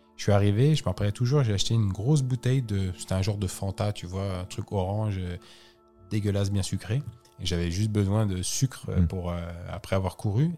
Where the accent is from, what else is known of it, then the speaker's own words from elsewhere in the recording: France; je suis français